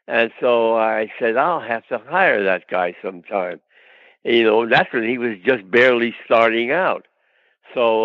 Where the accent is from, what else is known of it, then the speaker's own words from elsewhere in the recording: New York City, New York, United States; now in Los Angeles, United States; I was born in Brooklyn